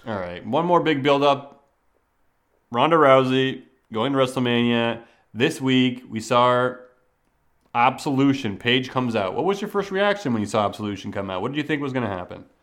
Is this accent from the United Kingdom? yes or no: no; Canada; growing up in Canada